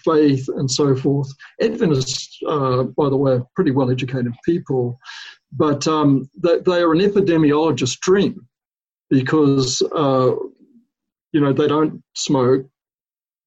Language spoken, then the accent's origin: English; New Zealand; now in United States; the country that I grew up in New Zealand